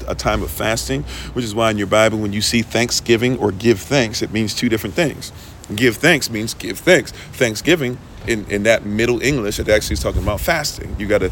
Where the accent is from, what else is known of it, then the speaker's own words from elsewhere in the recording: Ghana; as if I'm not Ghanaian